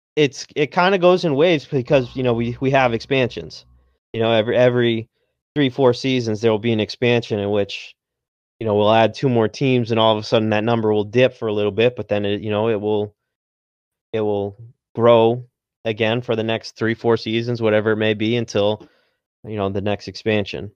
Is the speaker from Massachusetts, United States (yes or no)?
yes; Massachusetts, United States; I'm from Massachusetts, so I'm a uh, Red Sox fan